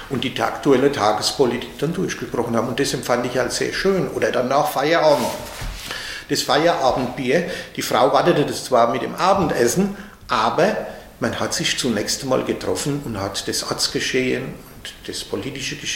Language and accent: German; Obernau, Germany; born there; Ich habe das in meinem Geburtsort Obernau gesehen